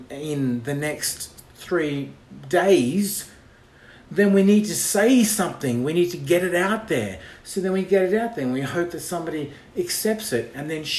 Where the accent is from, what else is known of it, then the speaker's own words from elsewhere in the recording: Australia; now in Los Angeles, United States; I'm an Australian living in Los Angeles